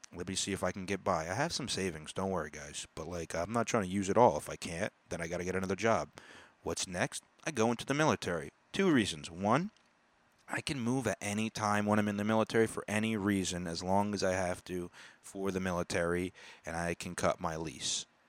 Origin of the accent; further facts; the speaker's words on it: United States; I was born in America